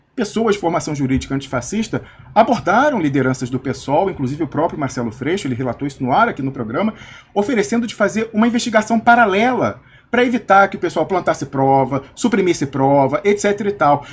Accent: Brazil; now in Switzerland; de onde você é? Eu falei: do Brasil

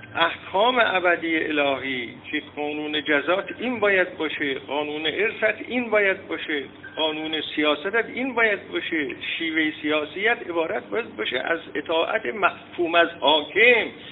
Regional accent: Iran; ما ایرانی ها در درجه اول یک سنت ایرانیت داریم

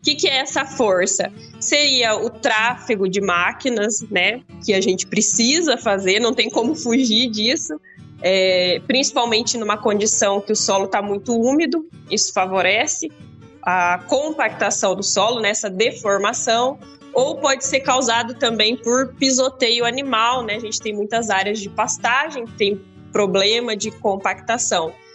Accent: Paraná, Brazil; now in Rio Verde, Brazil; Eu sou do Paraná, né? Eu moro em Rio Verde, mas eu sou do Paraná.

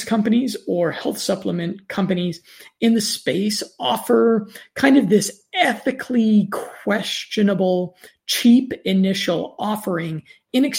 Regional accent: United States; accent: standard American; my standard American accent

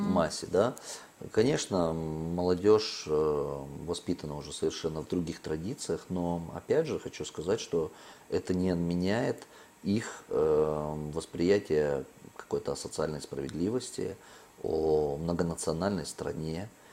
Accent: Moldova

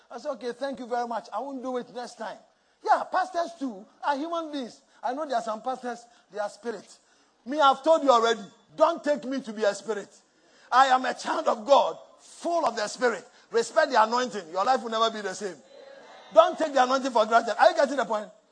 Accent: Accra, Greater Accra, Ghana; moved away; where I grew up in Mamobi Nima

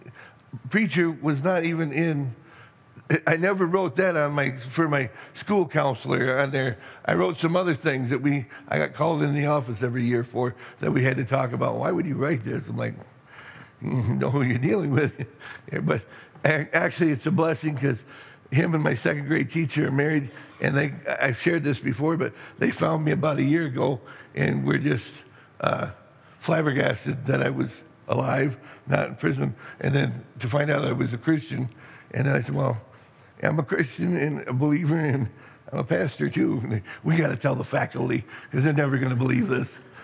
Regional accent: Middleton, Michigan, United States; I grew up in Middleton

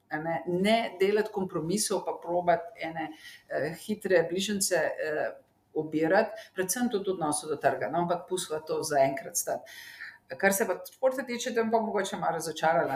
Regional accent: Slovenia

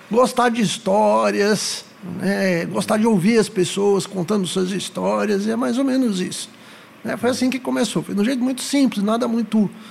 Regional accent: São Paulo, Brazil; now in Goiânia, Brazil; sou da capital.

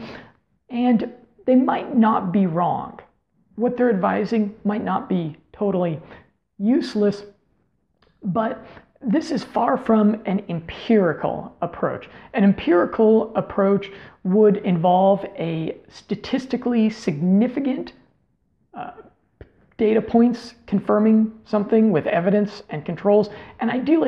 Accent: United States; also born or lived in Colombia; to live there as an American guy

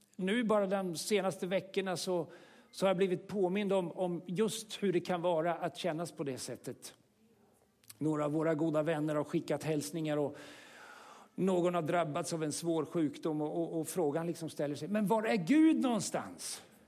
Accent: Sweden; som vi svenskar har gjort med, med, med vår egen religiösa historia

